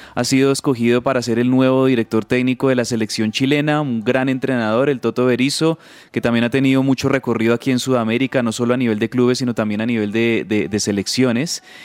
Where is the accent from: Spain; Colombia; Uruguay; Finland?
Colombia; como colombiano